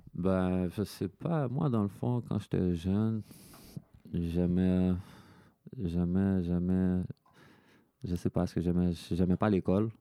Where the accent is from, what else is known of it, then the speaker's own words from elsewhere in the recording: Quebec, Canada; moi, je suis québécois, je m'associe au Québécois